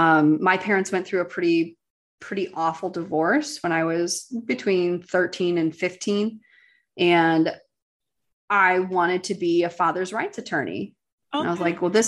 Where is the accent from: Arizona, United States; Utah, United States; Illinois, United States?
Illinois, United States; Chicago; moved away as an adult; also born or lived in Boston / Washington, D.C.; now in California, United States; I grew up in the Chicago suburbs, you know, normal Midwest people.